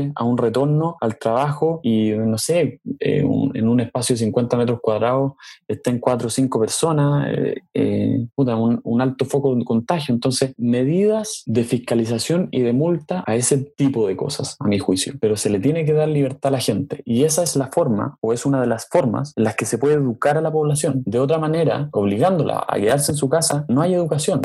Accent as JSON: {"language": "Spanish", "country": "Chile", "said": "nosotros como chilenos"}